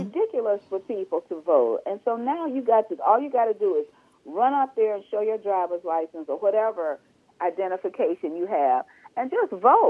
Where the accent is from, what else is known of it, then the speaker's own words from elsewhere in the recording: the South, United States; you and I were raised in the South